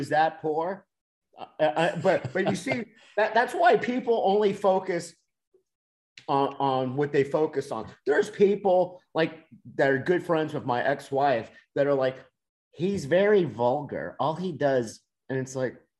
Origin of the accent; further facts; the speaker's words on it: Miami, Florida, United States; moved away; I'm from Miami